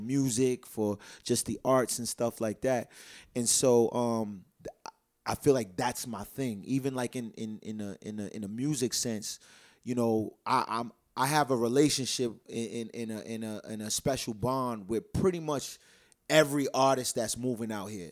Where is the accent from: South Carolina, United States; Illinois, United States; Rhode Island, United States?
Rhode Island, United States; Providence; born and raised in Providence